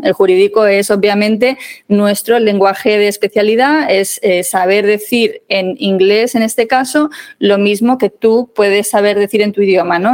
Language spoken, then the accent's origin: Spanish; Madrid, Community of Madrid, Spain; also born or lived in Málaga; Málaga, que es mi ciudad natal, aunque yo me he criado en Madrid